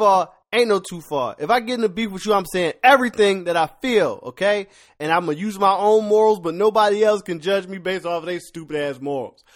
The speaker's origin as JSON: {"language": "English", "town": "Philadelphia", "region": "Pennsylvania", "country": "United States", "moved": "yes", "said": "I'm from Philly."}